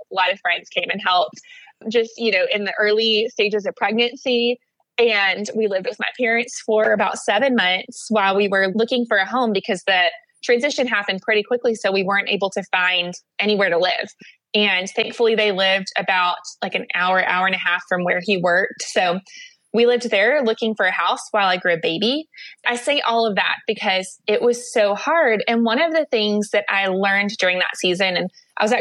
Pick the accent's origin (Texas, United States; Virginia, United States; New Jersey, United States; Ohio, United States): Texas, United States; El Paso; also born or lived in Atlanta, Georgia; Well, I grew up partly in El Paso, Texas, and then partly in Atlanta, Georgia.